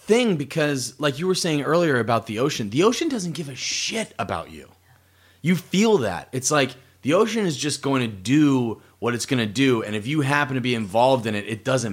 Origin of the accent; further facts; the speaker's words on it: Massachusetts, United States; moved away; growing up in Massachusetts